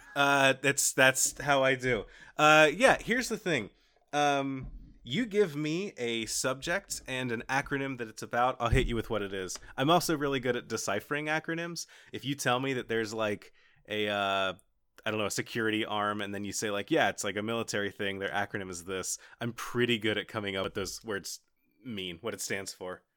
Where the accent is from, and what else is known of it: Kentucky, United States; born or raised there